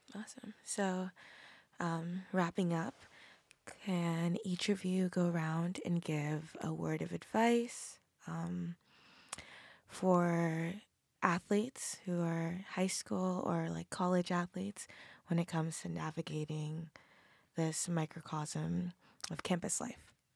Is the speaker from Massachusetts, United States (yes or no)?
yes; Massachusetts, United States; I'm from Massachusetts